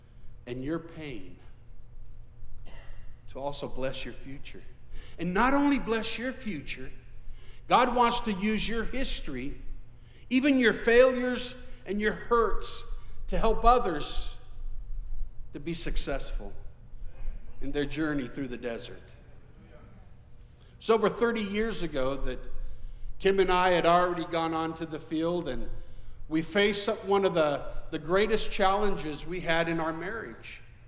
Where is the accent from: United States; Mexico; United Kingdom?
Mexico; And I remember growing up in Mexico, in the Latin culture, I believed that it was my duty to ensure that my wife was well submitted under the Lord and under me.